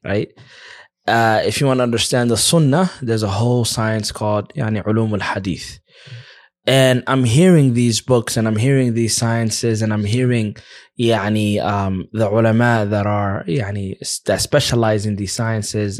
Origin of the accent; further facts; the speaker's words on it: United States; moved away as an adult; now in Egypt; I'm from America.